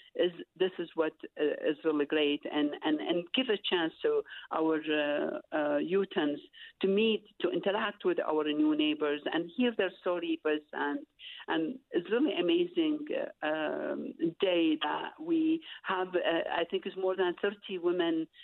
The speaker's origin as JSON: {"language": "English", "country": "Iraq", "second_language": "English", "moved": "as an adult", "lives_now": "Utah, United States", "said": "I'm from Iraq"}